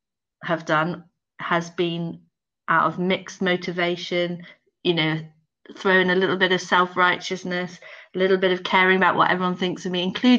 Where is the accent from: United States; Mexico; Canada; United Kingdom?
United Kingdom; Devon, South West England; moved away as an adult; also born or lived in London; now in Liverpool, United Kingdom; I think I left Devon. We grew up in really rural Devon, miles from anywhere, and I went to university in London.